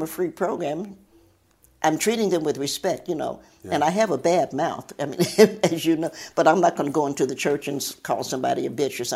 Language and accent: English; Cincinnati, Ohio, United States; moved away as an adult; also born or lived in Knoxville, Tennessee / Lincoln Heights, Ohio / Appalachia; now in Virginia, United States; But when Mommy delivered me, we moved, after that, we moved to Cincinnati